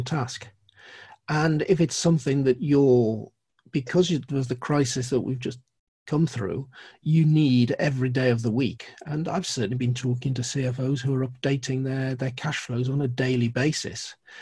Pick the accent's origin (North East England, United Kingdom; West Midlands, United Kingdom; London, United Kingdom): North East England, United Kingdom; Geordie; being a Geordie